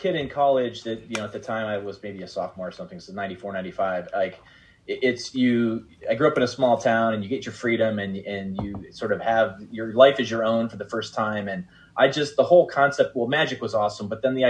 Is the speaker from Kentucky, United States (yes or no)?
no; Cleveland, Ohio, United States; born or raised there